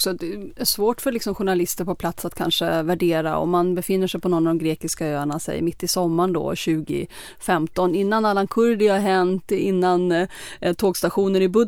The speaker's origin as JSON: {"language": "Swedish", "country": "Sweden", "said": "Men svårt för en svensk journalist kanske värdera, säger de det för att jag är svensk?"}